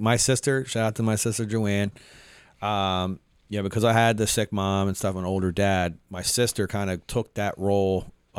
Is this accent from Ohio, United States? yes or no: no; Mullica Hill, New Jersey, United States; People, you know, people like from South Jersey, you know, they're like, oh, I'm from Philly when they're out of town because I'm from Mullica Hill.